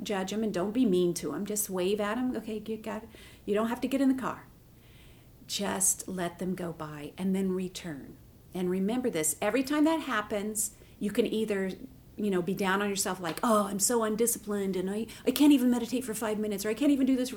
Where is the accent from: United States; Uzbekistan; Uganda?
United States; the South; I'm from the South, so we all have front porch.